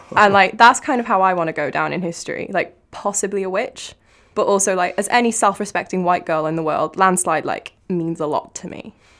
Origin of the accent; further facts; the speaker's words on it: Cardiff, Wales, United Kingdom; I am from Cardiff, in case my accent didn't give it away